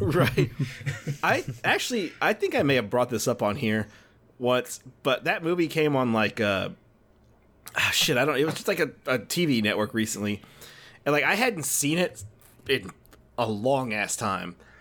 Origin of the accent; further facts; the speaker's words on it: Dickinson, Texas, United States; the city of Dickinson, which is my hometown, uh, just outside of Houston